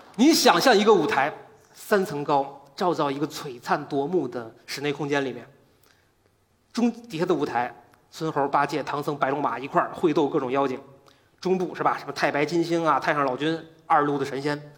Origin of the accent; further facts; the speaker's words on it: Beijing, China; 我来自北京，我是一个建筑师